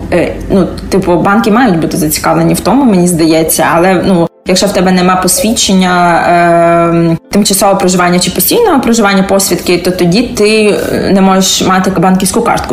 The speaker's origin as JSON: {"language": "Ukrainian", "town": "Tbilisi", "country": "Georgia", "tie": "born or raised there", "moved": "as an adult", "lives_now": "Kyiv, Ukraine", "said": "Я народжена в Грузії"}